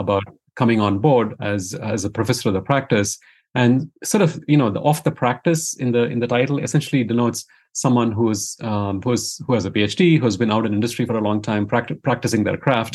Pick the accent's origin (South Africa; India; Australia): India; moved away as an adult; now in United States; I grew up in India, Uh, and then after an undergrad degree in engineering, I, uh, I came to the U S for grad school